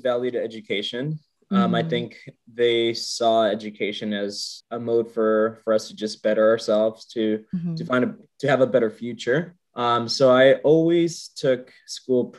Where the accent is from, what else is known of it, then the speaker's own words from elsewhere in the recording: San Jose, California, United States; I'm originally from San Jose, California.